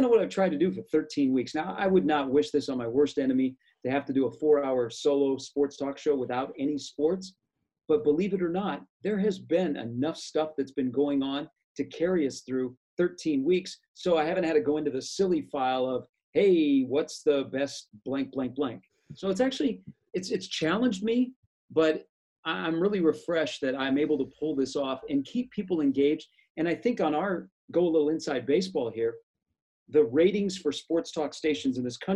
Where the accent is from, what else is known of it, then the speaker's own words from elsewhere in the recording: Des Moines, Iowa, United States; I grew up in Des Moines